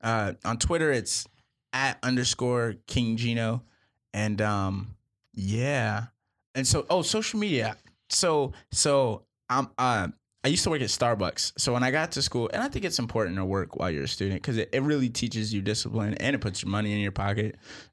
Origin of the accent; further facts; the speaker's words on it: Boston, Massachusetts, United States; I'm from Boston. Huge Patriots fan.